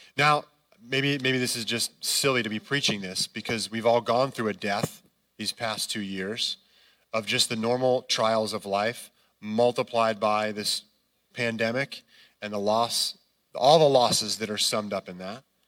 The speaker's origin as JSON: {"language": "English", "region": "Connecticut", "country": "United States", "tie": "born or raised there", "moved": "yes", "said": "I grew up in Connecticut"}